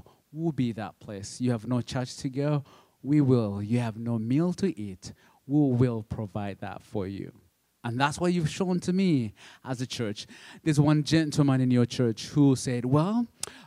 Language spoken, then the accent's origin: English; Uganda; English is a second language; moved away; I'm from Uganda, but my dad is from Rwanda